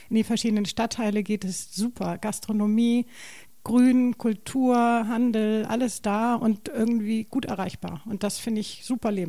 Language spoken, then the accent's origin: German; Hamburg, Germany; also born or lived in Stade; Also ich bin gebürtige Hamburgerin, richtig, und habe jetzt sechs, sechs Jahre in Stade gelebt.